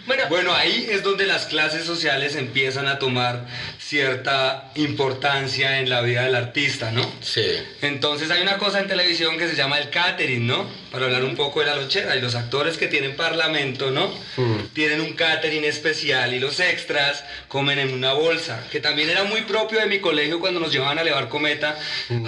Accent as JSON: {"language": "Spanish", "town": "Tunja", "region": "Boyacá", "country": "Colombia", "tie": "born or raised there", "said": "yo crecí en Boyacá, en la capital del departamento."}